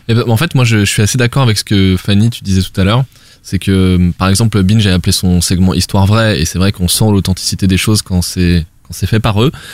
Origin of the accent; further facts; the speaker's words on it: France; nous euh, petits euh, Français